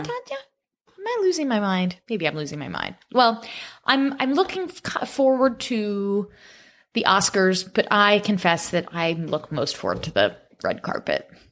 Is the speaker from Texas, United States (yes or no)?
no; Florida, United States; moved away; my home state of Florida